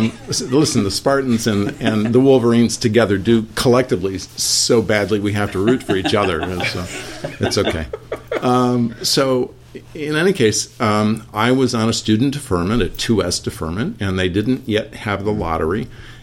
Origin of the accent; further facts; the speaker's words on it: Jackson, Michigan, United States; also born or lived in Ann Arbor, Michigan; I was born and raised in Jackson, Michigan, but my undergraduate was in Ann Arbor, Michigan.